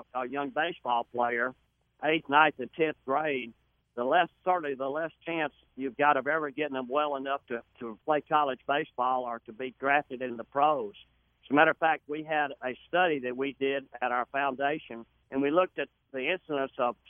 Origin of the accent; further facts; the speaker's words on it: the South, United States; I'm from the South